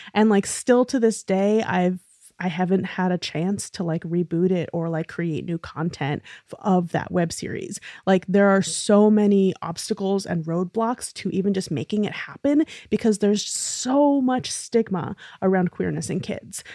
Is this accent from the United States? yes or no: yes; New York City, New York, United States; being a really nerdy little theater kid growing up in New York City